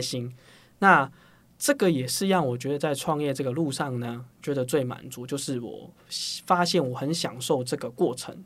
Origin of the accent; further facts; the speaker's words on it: Hong Kong; moved away as an adult; now in Taiwan; 我是香港人啦。对。那我是香港，生活十八年，然后就来台湾读大学，就中原大学